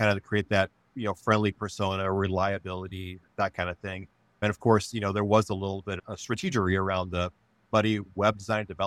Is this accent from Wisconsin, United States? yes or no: yes; Monroe, Wisconsin, United States; now in Grand Rapids, United States; I grew up in Wisconsin on a dairy farm in the southern part of the state.